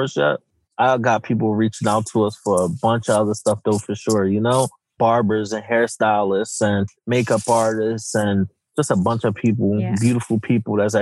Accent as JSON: {"language": "English", "town": "Philadelphia", "region": "Pennsylvania", "country": "United States", "tie": "born or raised there", "said": "growing up in Philadelphia, especially North Philly"}